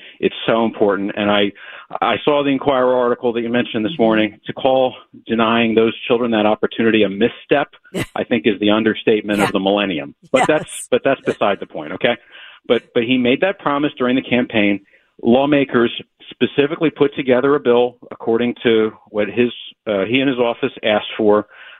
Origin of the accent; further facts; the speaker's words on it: Delaware County, Pennsylvania, United States; I grew up in Delaware County.